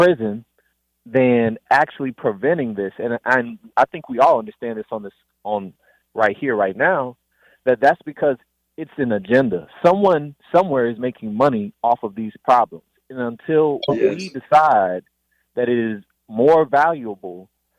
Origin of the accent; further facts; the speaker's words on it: Baton Rouge, Louisiana, United States; now in Washington, D.C., United States; I'm originally from Baton Rouge, Louisiana. I'm currently living in D.C.